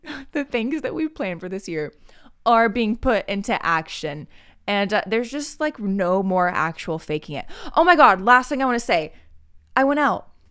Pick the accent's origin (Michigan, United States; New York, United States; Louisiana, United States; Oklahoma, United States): Oklahoma, United States; moved away; also born or lived in Texas (family); I love being Midwestern. I love being, like, a okie.